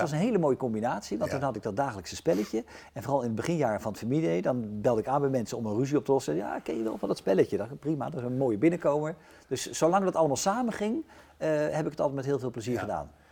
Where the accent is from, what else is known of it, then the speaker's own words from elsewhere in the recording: The Hague, South Holland, Netherlands; als ze vragen waar kom je vandaan, dan zeg ik al wel toch met enige trotse Den Haag